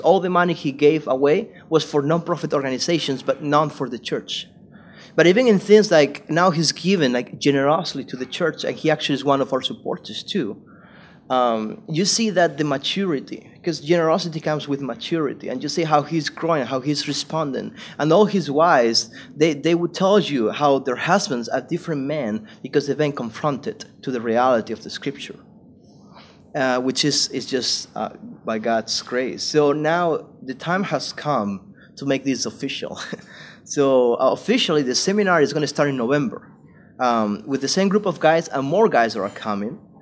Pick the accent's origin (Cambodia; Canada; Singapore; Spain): Spain; moved away as an adult; also born or lived in South Carolina, United States / California, United States; I went back to Spain and I went to do full time ministry. I was a preacher, so I was just preaching at my home church and other churches in my hometown